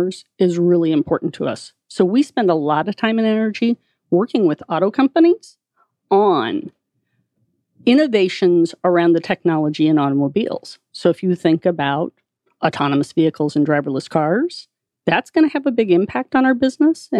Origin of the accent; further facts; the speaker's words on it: Columbia, Missouri, United States; Went to the University of Missouri in Columbia, wow, which is my hometown. Grew up on a farm